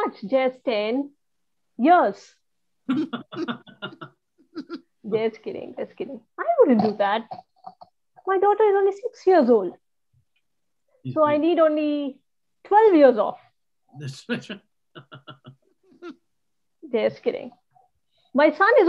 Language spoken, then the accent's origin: English; India; now in New Jersey, United States; I'm Indian